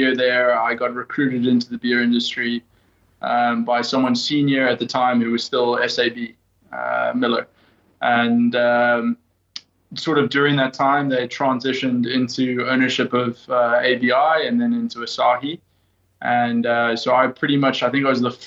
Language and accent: English; South Africa; moved away as an adult; now in Hong Kong; I'm actually half American, half South African, but okay. Spent most of my life in South Africa.